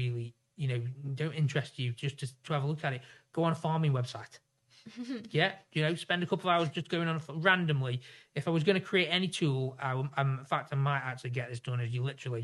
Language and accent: English; Stoke-on-Trent, West Midlands, United Kingdom; I come from Stoke